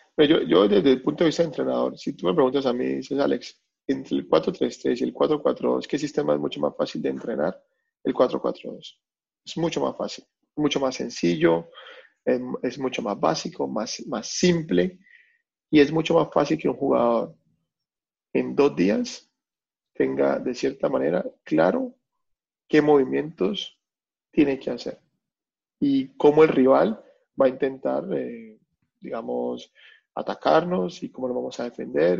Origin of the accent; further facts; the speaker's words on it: Colombia; now in Melbourne, Australia; uno como colombiano